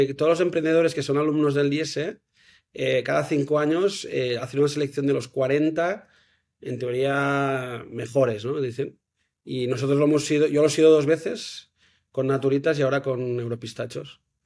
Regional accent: Manresa, Catalonia, Spain; now in Girona, Spain; Soy de Manresa

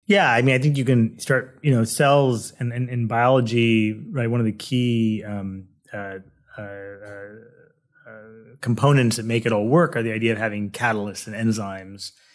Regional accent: Manhattan Beach, California, United States; also born or lived in Massachusetts; now in San Diego, United States; I grew up in Southern California in a, uh, a town called Manhattan Beach

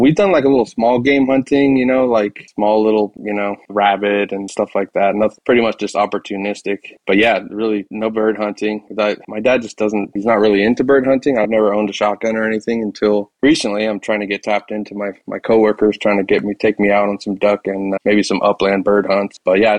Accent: Seattle, Washington, United States; So moving around a few different times, mainly growing up in Seattle

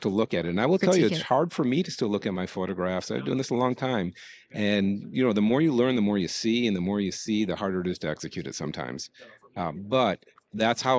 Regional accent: Detroit, Michigan, United States; I grew up in Detroit

